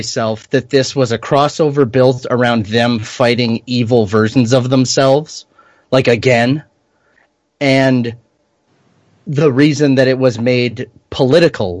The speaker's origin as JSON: {"language": "English", "country": "Canada", "said": "as a Canadian."}